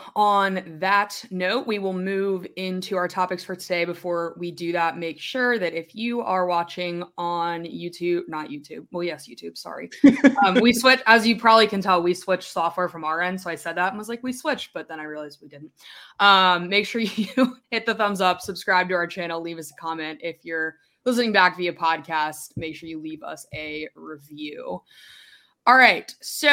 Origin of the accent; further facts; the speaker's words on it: Richmond, Virginia, United States; I'm from Richmond.